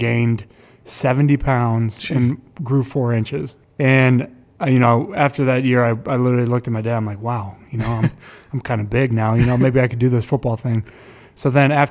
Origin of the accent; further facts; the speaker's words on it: Hudson, Ohio, United States; I grew up in Hudson. I graduated Hudson in 2009